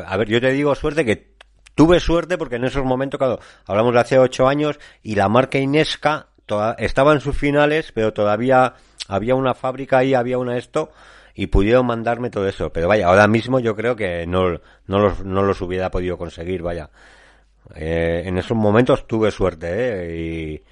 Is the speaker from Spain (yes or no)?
yes; La Rioja, Spain; nosotros somos de La Rioja